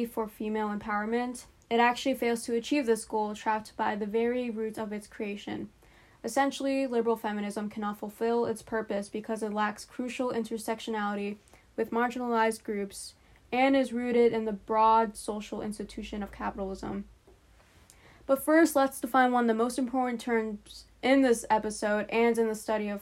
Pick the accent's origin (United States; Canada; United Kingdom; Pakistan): Pakistan; moved away; I'm a Pakistani immigrant who is Muslim.